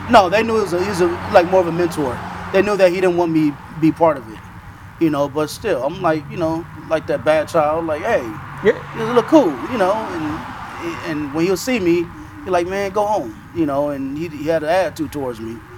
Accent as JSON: {"language": "English", "town": "Los Angeles", "region": "California", "country": "United States", "tie": "born or raised there", "said": "And um, and I grew up in South LA."}